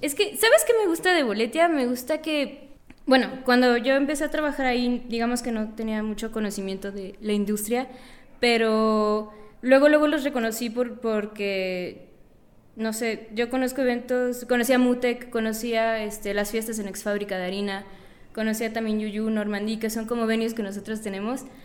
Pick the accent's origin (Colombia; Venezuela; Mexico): Mexico; Mérida, Yucatán; moved away; Yo soy de Yucatán